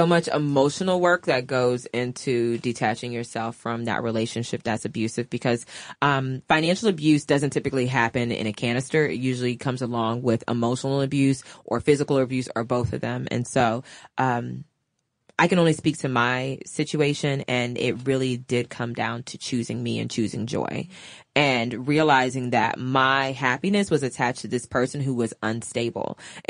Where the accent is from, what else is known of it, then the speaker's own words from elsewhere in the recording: the South, United States; just sharing the goodies that I'm from the South.